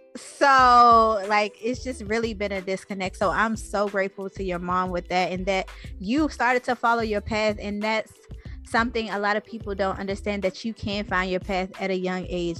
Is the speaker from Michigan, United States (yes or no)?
no; Washington, District of Columbia, United States; also born or lived in Los Angeles; now in Atlanta, United States; I'm from Anacostia originally. Um, I live in Atlanta now. I lived